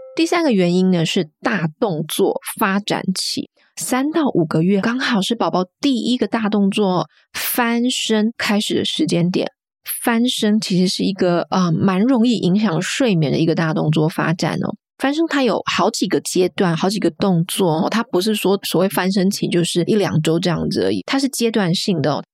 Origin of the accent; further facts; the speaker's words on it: Kaohsiung, Taiwan; now in United Kingdom; 我是台湾南部人，我是高雄人